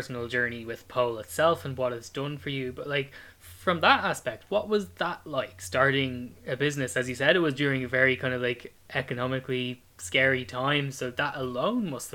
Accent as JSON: {"language": "English", "country": "Ireland", "said": "my family home in Ireland"}